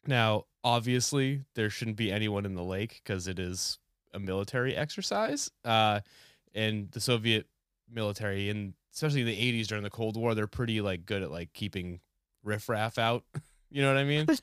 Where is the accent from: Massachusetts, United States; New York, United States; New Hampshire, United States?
New Hampshire, United States; moved away; I grew up in New Hampshire